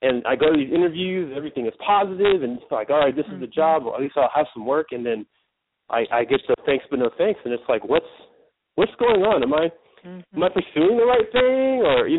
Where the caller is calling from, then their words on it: Northern California, United States; I'm calling from Northern California.